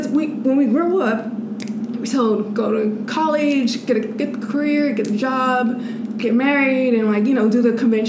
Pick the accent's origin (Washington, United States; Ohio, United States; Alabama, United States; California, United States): California, United States; Los Angeles; I am from Los Angeles, born and raised